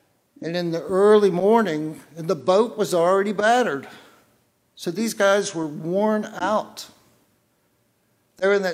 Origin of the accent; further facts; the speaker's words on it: the South, United States; I'm from the South.